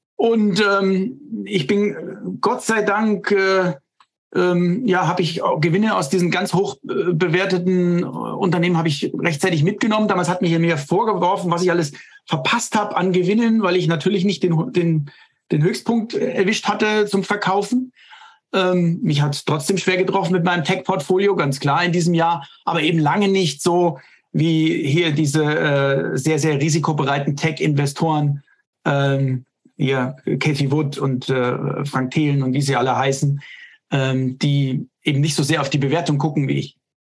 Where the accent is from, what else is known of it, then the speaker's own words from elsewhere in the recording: Germany; hier bei uns in Deutschland